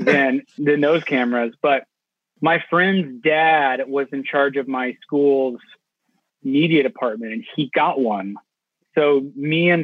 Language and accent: English; Houston, Texas, United States; I grew up in Houston, Texas